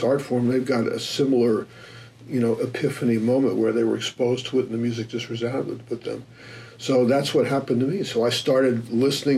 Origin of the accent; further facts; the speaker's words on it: New York City, New York, United States; moved away as an adult; also born or lived in North Dakota; now in Phoenix, United States; I'm from New York City, and I went to college in North Dakota for 4 years